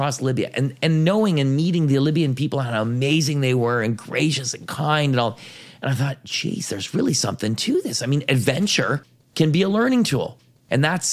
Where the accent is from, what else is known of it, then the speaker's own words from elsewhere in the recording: Ottawa Valley, near Carp, West Carleton, Ontario, Canada; I grew up in the Ottawa Valley